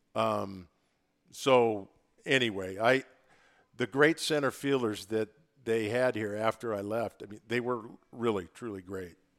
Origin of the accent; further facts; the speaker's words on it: Oregon, United States; I'm from Oregon, but in a small town in the middle of Oregon